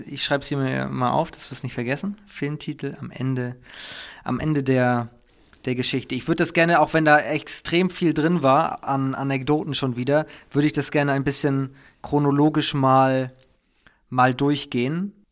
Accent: Schleswig-Holstein, Germany; Ich komme ja aus Schleswig-Holstein

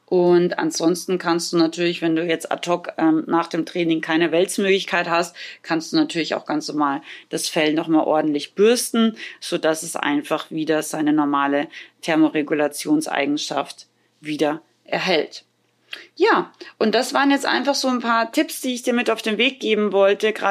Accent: Austria; now in Germany; Ich komme ja ursprünglich aus Österreich und hatte da früher auch keine Halle.

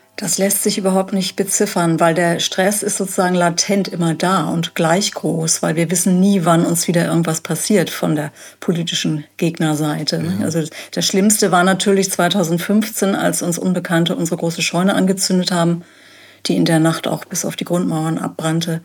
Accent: Hamburg, Germany; moved away as an adult; now in Jamel, Germany; Wir sind Hamburger

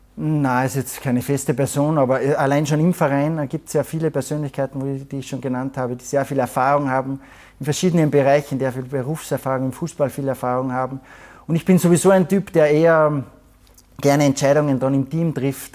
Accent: Salzburg, Austria; moved away as an adult; now in Munich, Germany; als Salzburger

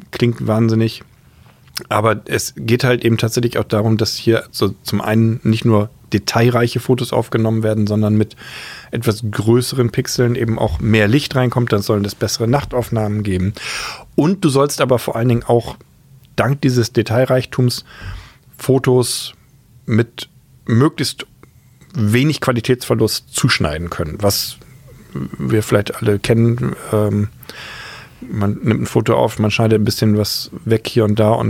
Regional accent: Bremen, Germany; moved away; also born or lived in Hamburg; Ja, ich bin ja Bremer.

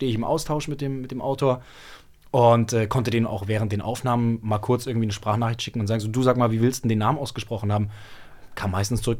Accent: Munich, Bavaria, Germany; Nee, aber äh, ich komme ja aus München.

